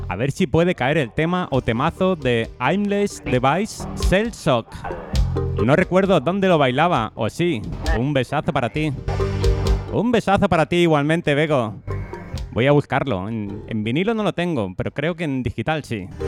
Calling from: Cartagena, Region of Murcia, Spain; de Cartagena.

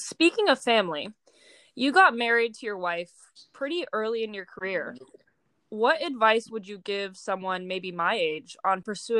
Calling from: Laguna Beach, California, United States; I'm calling from Laguna Beach, California.

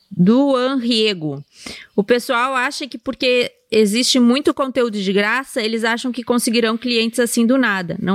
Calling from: Ji-Paraná, Rondônia, Brazil; Opa, Rondônia, sou de Rondônia.

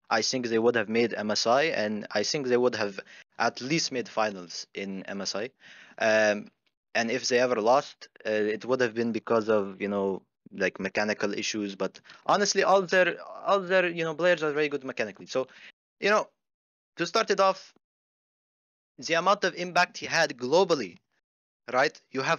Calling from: Phoenix, Arizona, United States; Phoenix, Arizona.

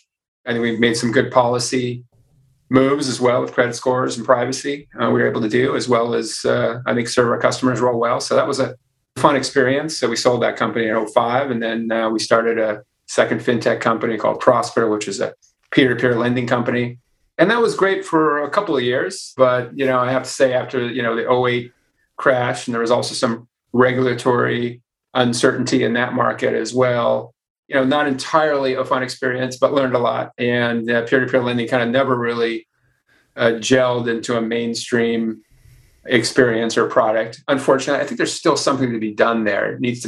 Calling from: San Francisco, California, United States; We're right here in San Francisco, which I might add is not on fire.

